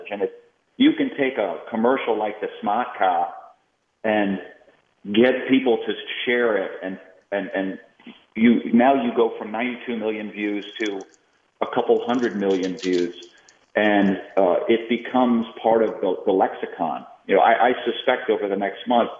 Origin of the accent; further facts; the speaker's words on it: Boston, Massachusetts, United States; I grew up in Boston